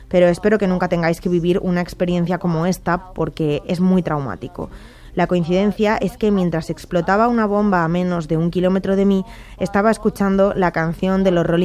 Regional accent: Chernivtsi, Chernivtsi Oblast, Ukraine; ahora quiero estudiar en mi ciudad de origen, en Chernivtsi, en la Universidad de Medicina, donde estudiaron mi madre y mi tío.

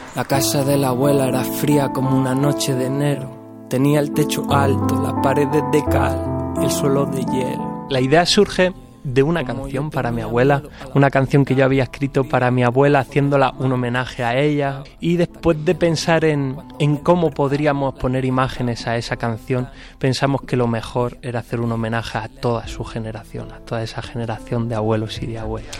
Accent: Aldea del Fresno, Community of Madrid, Spain

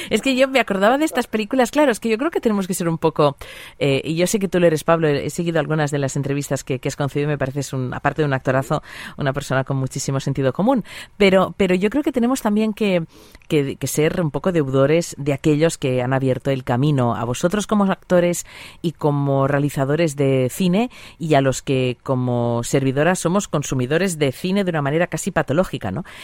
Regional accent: Barcelona, Catalonia, Spain; soy de Barcelona.

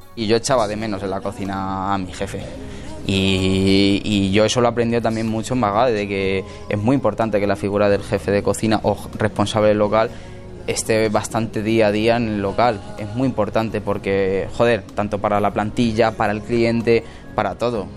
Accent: Villanueva de los Infantes, Castilla-La Mancha, Spain; now in Madrid, Spain; me metí en un, en un restaurante en mi pueblo a trabajar gratis

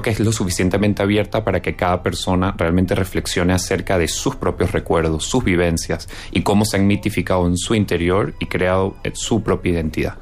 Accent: Venezuela; also born or lived in Spain; yo que soy venezolano y español

